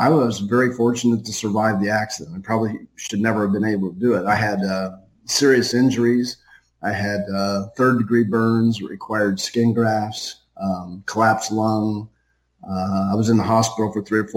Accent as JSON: {"language": "English", "region": "Ohio", "country": "United States", "also_born_or_lived": "Venice, Florida", "said": "we're from Ohio"}